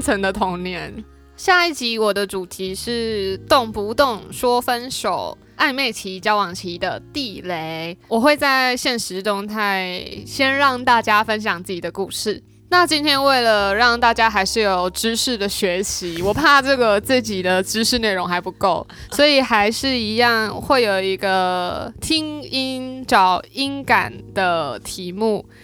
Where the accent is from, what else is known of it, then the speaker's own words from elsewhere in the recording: Taiwan; also born or lived in Taichung; 我们都是山中长大的狮子座